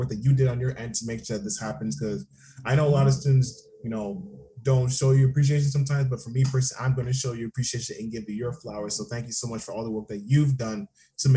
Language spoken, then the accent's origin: English; Toronto, Ontario, Canada; I grew up in the Scarborough part of Toronto